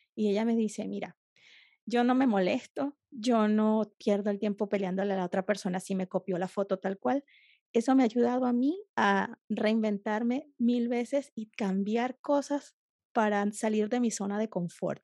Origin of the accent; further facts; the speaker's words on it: Venezuela; las caraotas, como le decimos en, Venezuela